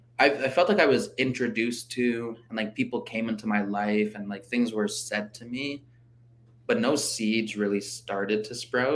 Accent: Regina, Saskatchewan, Canada; also born or lived in Carry the Kettle / Mexico; I was born in Regina in 1995, so I'm 27 years old.

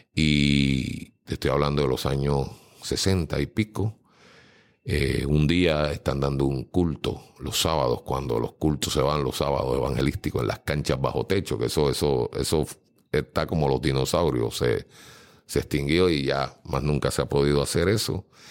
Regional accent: San Juan, Puerto Rico; now in Dorado, Puerto Rico; nací en Puerta de Tierra, San Juan, detrás del Capitolio. Ahí viví unos años sumamente felices con mi abuelo, mi abuela, mi madre y mi tía

